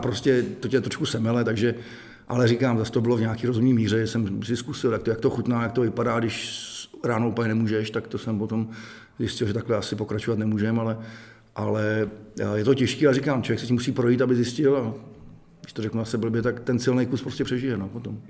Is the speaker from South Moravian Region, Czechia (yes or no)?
no; Most, Ústí nad Labem Region, Czechia; jsem z Mostu